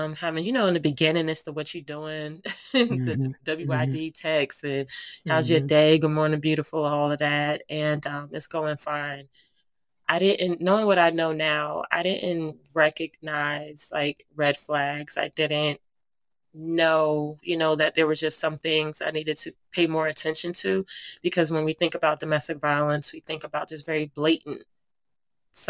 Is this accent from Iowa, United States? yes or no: no; New Jersey, United States; moved away as an adult; now in Virginia, United States; a native of New Jersey, that's my hometown